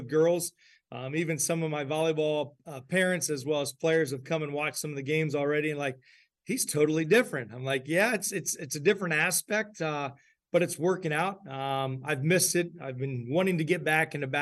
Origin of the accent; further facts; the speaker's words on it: Putnam County, Ohio, United States; I'm from Putnam County